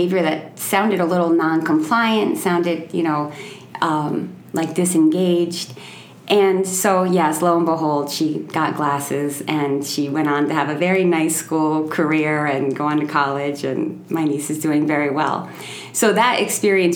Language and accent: English; New York, United States; moved away as an adult; also born or lived in Albany, New York / Molokai, Hawaii; I'm from New York. I was living in Albany, New York at the time